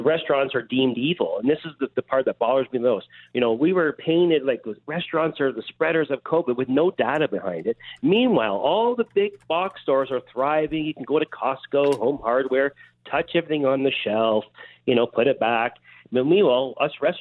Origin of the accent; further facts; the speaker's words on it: Toronto, Ontario, Canada; now in Minden, Canada; I grew up in Toronto. I moved up north to Cottage Country.